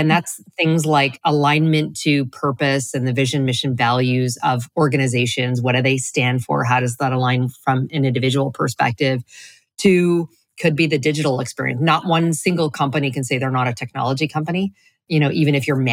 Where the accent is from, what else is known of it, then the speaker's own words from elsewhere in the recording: Canada; moved away as an adult; now in Florida, United States; I'm originally from Canada, and then continued to, play that up until I moved to Florida a couple of years ago